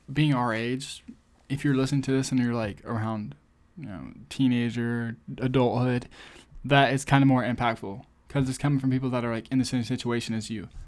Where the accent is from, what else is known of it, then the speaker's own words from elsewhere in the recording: United States; I'm American